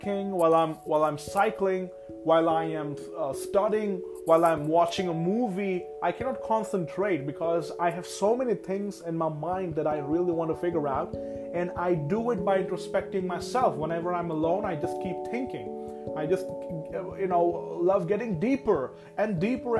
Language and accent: English; Rourkela, Odisha, India; I was born and raised in a very small town named Rourkela that is located in the state of Odisha